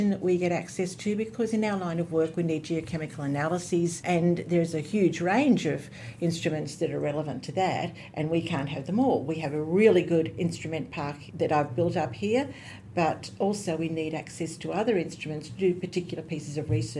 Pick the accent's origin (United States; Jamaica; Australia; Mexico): Australia; Goulburn, New South Wales; also born or lived in Cootamundra, Australia / London, United Kingdom / Sydney, Australia; I was born in Cootamundra. Early in my life, I moved to Goulburn